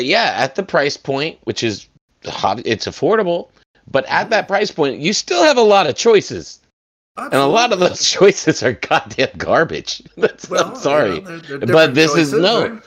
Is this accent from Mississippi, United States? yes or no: no; New York City, New York, United States; As a New Yorker